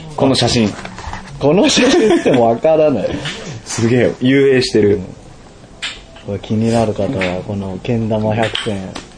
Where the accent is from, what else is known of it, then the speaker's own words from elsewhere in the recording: Hatsukaichi, Hiroshima, Japan; うちの地元のさ、廿日市は